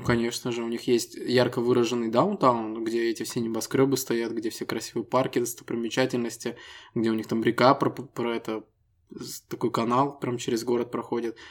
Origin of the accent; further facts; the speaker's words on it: Estonia; Мы ребята из Эстонии